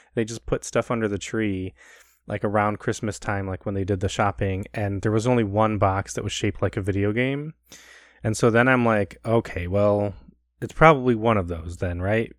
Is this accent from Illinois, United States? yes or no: yes; Chicago, Illinois, United States; growing up in Chicago